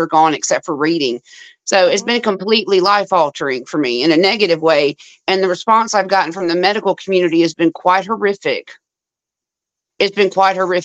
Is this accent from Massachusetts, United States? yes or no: no; Louisiana, United States; I'm from Louisiana